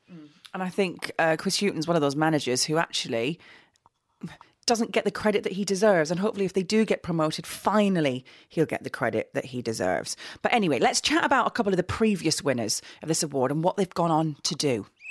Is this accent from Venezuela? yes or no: no; Middlesbrough, North East England, United Kingdom; Middlesbrough, my hometown team